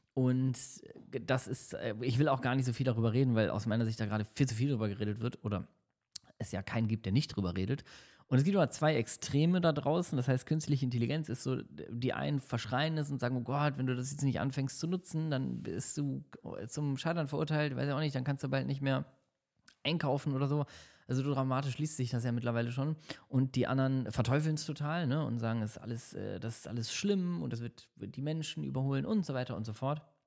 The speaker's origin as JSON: {"language": "German", "region": "Hamburg", "country": "Germany", "tie": "born or raised there", "moved": "yes", "lives_now": "Düsseldorf, Germany", "said": "Ich äh, lebe ja in Düsseldorf. Meine Heimat ist zwar Hamburg"}